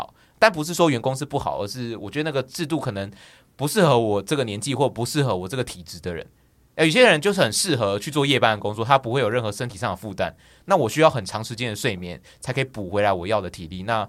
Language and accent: Chinese; Taichung, Taiwan; moved away as an adult; now in Taipei, Taiwan; 呃，我是台中人，然后。我为什么会选择来台北？